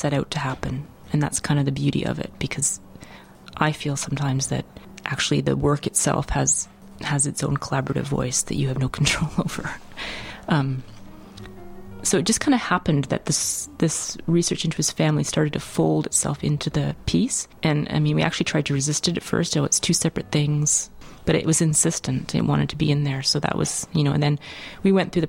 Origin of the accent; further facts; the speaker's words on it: British Columbia, Canada; now in Montreal, Canada; I'm originally from British Columbia, moved here, went through the Concordia dance department